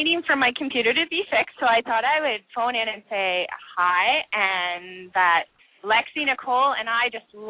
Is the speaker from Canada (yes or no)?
yes; Canada; Never Canadian. We don't say soda. We say pop.